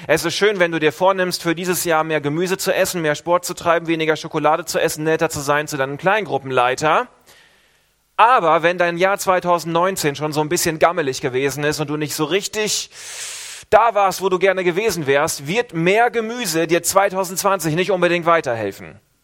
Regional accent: Northern Germany, Germany; now in Switzerland; ich als Norddeutscher

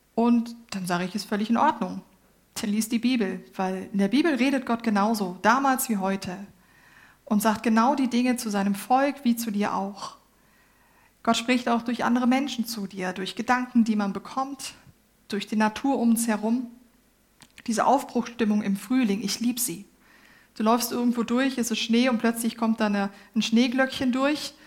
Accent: Germany; ich bin Deutsche

